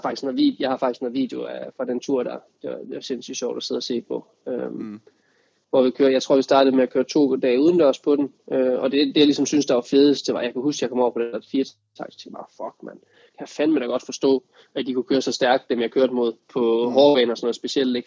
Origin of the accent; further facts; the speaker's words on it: Denmark; når man var hjemme i Danmark, så havde jeg min, min fantastiske familie rundt omkring mig